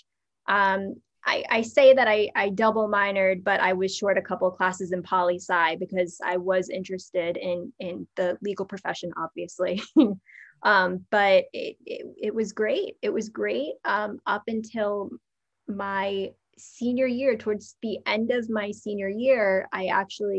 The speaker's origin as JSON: {"language": "English", "region": "New Jersey", "country": "United States", "tie": "born or raised there", "said": "growing up in the New York, New Jersey area, we're taught from a very early age"}